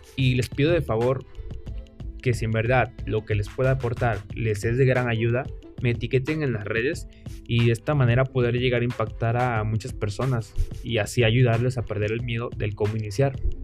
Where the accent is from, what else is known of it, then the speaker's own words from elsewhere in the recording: Villahermosa, Tabasco, Mexico; mexicano, nacido en Villahermosa, Tabasco